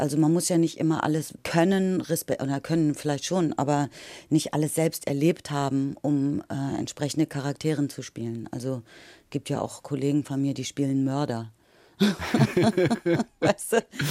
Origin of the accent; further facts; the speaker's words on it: Lower Saxony, Germany; ich komme aus dem Norden, aus Niedersachsen